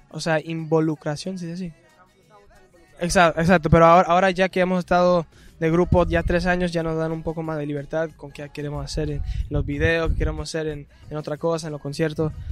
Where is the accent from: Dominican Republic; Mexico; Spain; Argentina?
Dominican Republic; porque somos dominicanos, eh, eh compatriota, ¿cómo es? Compatriota.